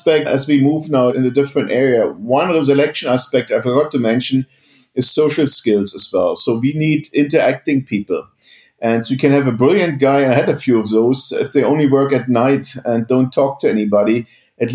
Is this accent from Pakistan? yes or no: no; East Germany, Germany; moved away; I come from East Germany, have a weird background. I was in a school of mathematics